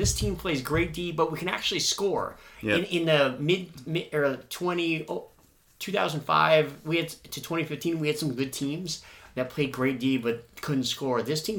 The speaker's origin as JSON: {"language": "English", "region": "Minnesota", "country": "United States", "tie": "born or raised there", "moved": "yes", "said": "growing up in Minnesota"}